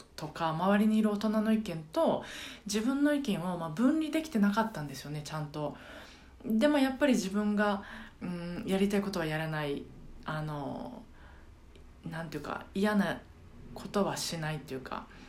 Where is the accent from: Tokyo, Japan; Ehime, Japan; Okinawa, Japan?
Ehime, Japan; moved away; 私の地元の愛媛